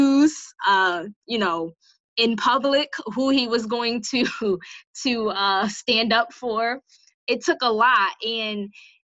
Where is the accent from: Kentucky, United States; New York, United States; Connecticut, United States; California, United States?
Connecticut, United States; Bridgeport; I'm from Bridgeport